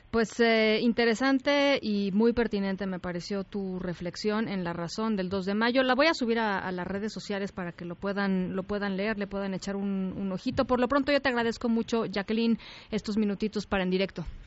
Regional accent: Mexico; las instituciones que hemos construido como mexicanos

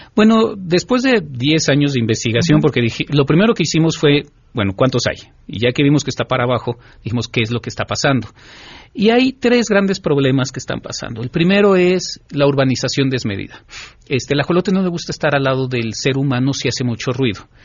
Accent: Mexico; nuestra identidad cultural como mexicanos

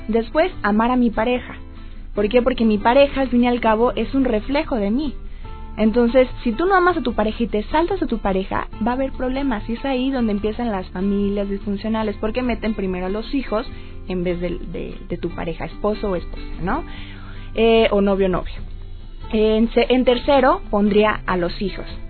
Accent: Poza Rica, Veracruz, Mexico; yo soy veracruzana.

